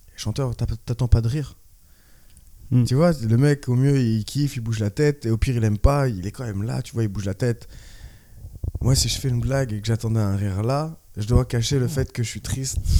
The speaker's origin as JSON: {"language": "French", "town": "Orléans", "region": "Centre-Val de Loire", "country": "France", "tie": "born or raised there", "also_born_or_lived": "Tours / Australia / La Rochelle", "moved": "as an adult", "lives_now": "Paris, France", "said": "je suis d'Orléans. Bah, j'ai fait Orléans jusqu'en BTS."}